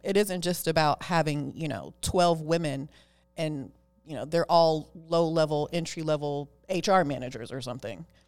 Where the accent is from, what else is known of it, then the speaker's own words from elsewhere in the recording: Oakland, California, United States; I am a girl from East Oakland, California. I was born and raised in Oakland. I still live in Oakland